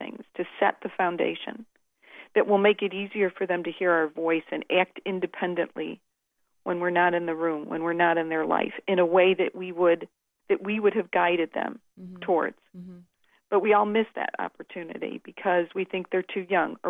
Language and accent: English; Chicago, Illinois, United States; moved away; I grew up in Chicago